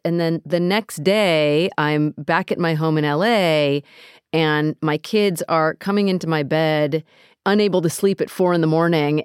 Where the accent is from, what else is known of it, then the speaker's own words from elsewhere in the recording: United States; I grew up in America.